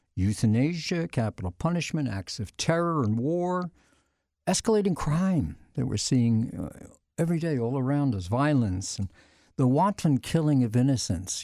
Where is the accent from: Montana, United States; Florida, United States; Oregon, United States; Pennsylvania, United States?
Pennsylvania, United States; Philadelphia; moved away; I was born and raised in the Archdiocese of Philadelphia